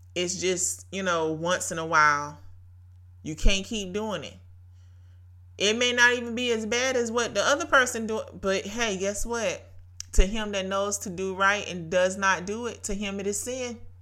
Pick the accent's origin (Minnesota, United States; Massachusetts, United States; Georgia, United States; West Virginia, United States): Georgia, United States; Brunswick; Brunswick, Georgia, my hometown